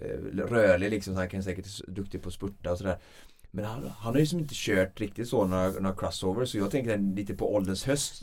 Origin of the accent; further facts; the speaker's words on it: Vårgårda, Västra Götaland, Sweden; Vårgårda eh, eh, lopp som går där, eh, världscuptävlingen där jag kommer ifrån